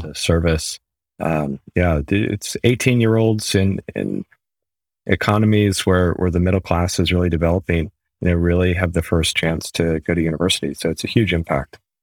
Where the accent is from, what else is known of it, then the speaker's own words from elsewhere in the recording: New England, United States; moved away as an adult; also born or lived in United Kingdom / Germany; now in Mountain View, United States; so I'm from America. Uh, the New England area originally, been living in the U K and Germany for most of the last ten or fifteen years.